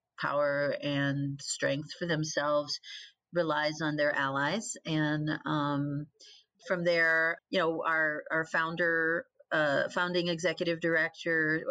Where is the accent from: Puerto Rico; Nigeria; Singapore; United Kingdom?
Puerto Rico; moved away; also born or lived in Mexico; I'm Mexican growing up in Puerto Rico